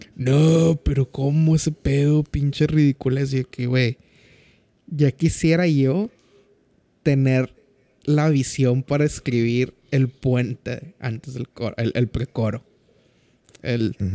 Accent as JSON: {"language": "Spanish", "country": "Mexico", "said": "En México, nuestro crush como mexicanos es …"}